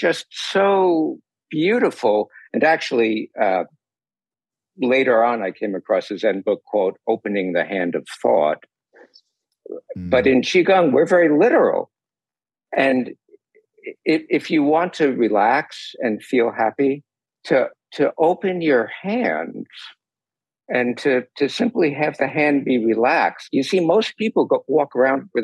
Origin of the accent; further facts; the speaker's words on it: New York, United States; now in California, United States; I grew up in New York.